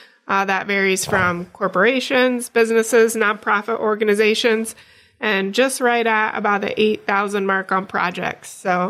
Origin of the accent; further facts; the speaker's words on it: Paulding, Ohio, United States; also born or lived in Defiance; so I'm from Paulding, graduated from Paulding High School. I went to Defiance College, majored in graphic design and marketing.